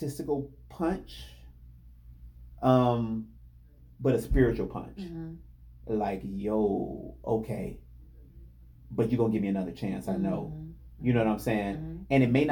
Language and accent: English; Indiana, United States; I'm from Indiana.